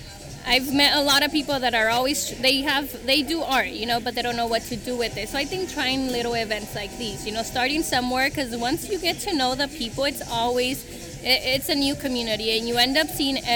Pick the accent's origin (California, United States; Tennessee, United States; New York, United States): California, United States; Salinas Valley; moved away as an adult; also born or lived in Guanajuato, Mexico; now in Turlock, United States; was raised in the Salinas Valley